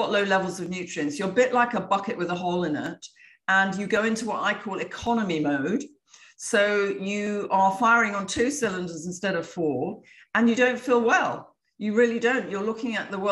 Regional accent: England, United Kingdom; now in Florida, United States; I'm from England, although I live in Florida now

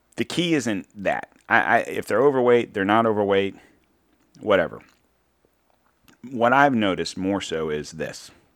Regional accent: United States; as an American citizen

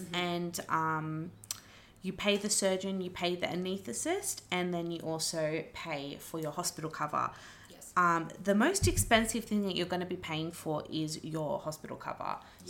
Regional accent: Wollongong, New South Wales, Australia; I'm not far from Wollongong. No. I was from Wollongong, so it's fine.

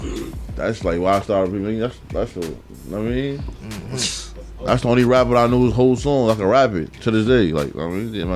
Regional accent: New York City, New York, United States; I'm from the Bronx, Clay High Prospect.

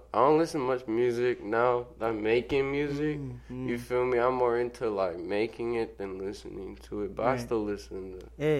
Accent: Sacramento, California, United States; born there; now in Everett, United States; I was born in Sacramento.

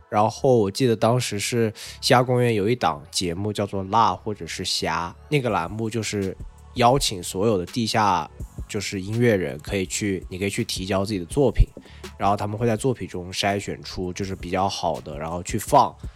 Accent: Changsha, Hunan, China; 因为来自我的家乡，可能大家最熟悉的就是

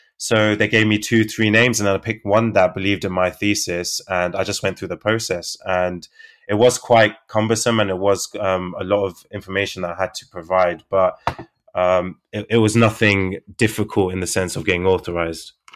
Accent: London, United Kingdom; I'm from London, the U K

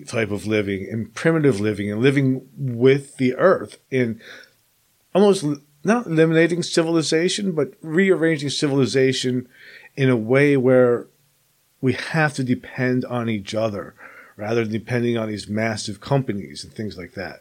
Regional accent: New Jersey, United States; moved away as an adult; also born or lived in Alabama; I grew up in New Jersey and I've lived here all my life, and then I moved to Alabama for 5 years. Now I'm back in New Jersey

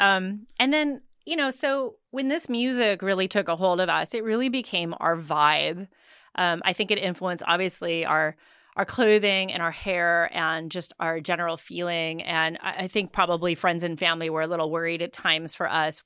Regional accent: South Sioux City, Nebraska, United States; growing up in South Sioux City, Nebraska

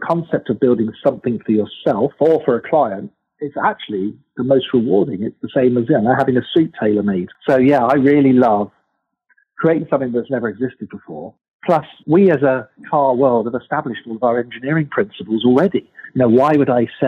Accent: England, United Kingdom; now in United States; being British, growing up in England

